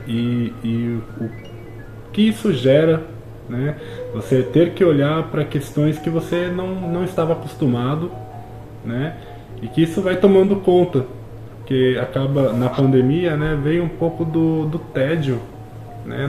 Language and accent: Portuguese; Brazil; nós, enquanto brasileiros, temos essa cultura muito forte